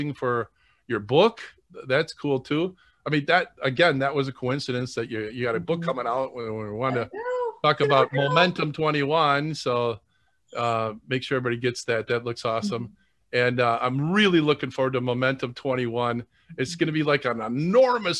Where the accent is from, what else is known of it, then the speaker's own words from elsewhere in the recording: Madison, Wisconsin, United States; I grew up in Madison